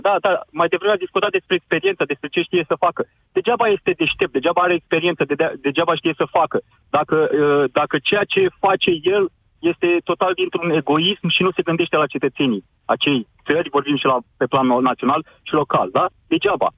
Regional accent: Constanța, Constanța County, Romania; orașul meu natal, unde, unde de altfel și sunt și locuiesc

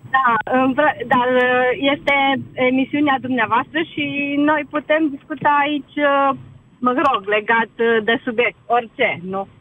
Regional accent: Romania; suntem români

